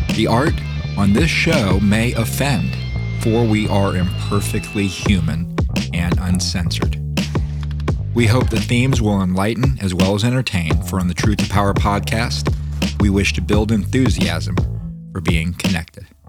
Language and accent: English; Daytona Beach, Florida, United States; moved away; I grew up in Daytona Beach